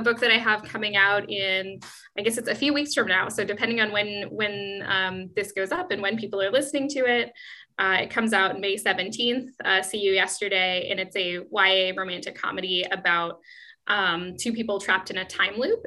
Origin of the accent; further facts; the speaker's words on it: Seattle, Washington, United States; moved away as an adult; now in Amsterdam, Netherlands; i've only ever lived in seattle before i moved to mm-hmm. amsterdam